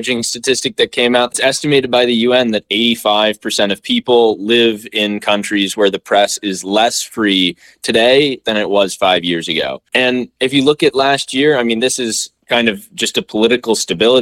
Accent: Kansas City, Missouri, United States; I'm from Kansas City, Missouri

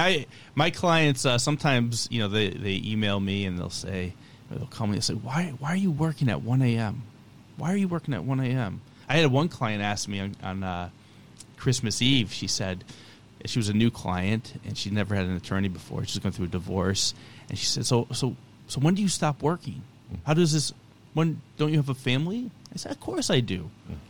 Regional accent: Westfield, Massachusetts, United States; Westfield. Westfield, Massachusetts.

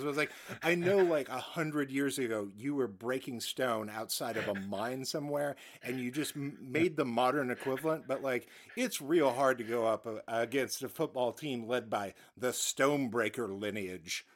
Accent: United States; as an American

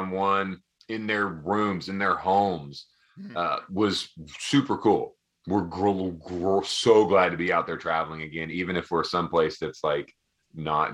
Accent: Townsend, Tennessee, United States; I'm from Townsend, Tennessee, which is a very small town, 30 minutes south of here.

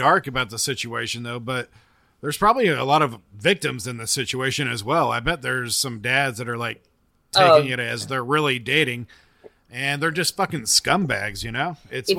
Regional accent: Arkansas, United States; I'm from Arkansas

